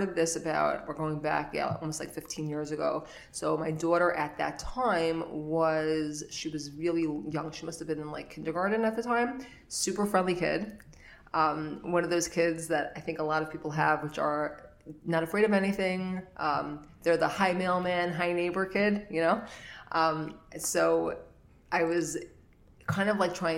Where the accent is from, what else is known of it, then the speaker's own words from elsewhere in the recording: New York City, New York, United States; I grew up in Flatbush, lived here my whole life